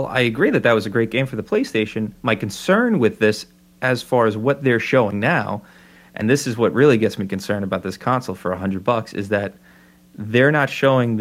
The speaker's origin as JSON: {"language": "English", "country": "United States", "said": "speaking as an American from my own history"}